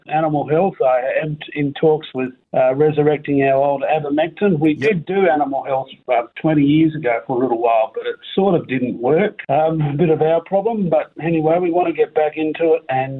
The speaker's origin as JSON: {"language": "English", "town": "Noongar", "region": "Western Australia", "country": "Australia", "said": "I'm a farmer from Noongar"}